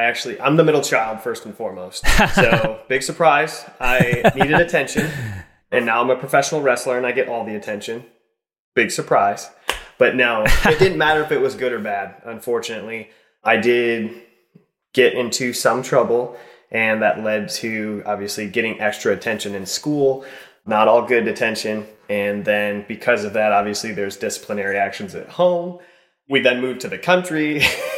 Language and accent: English; Mason City, Iowa, United States; moved away as an adult; also born or lived in Rudd, Iowa; now in California, United States; So in Mason City, Iowa, and then Rudd, Iowa